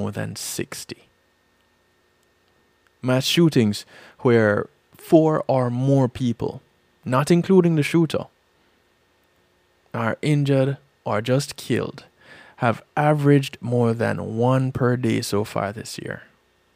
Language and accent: English; Jamaica; now in United States